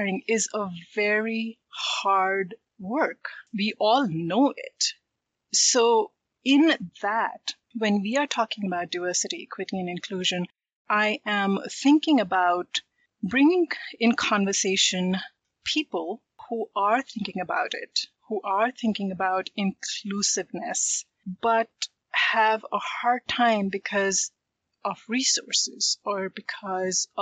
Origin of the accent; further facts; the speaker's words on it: India; I am from India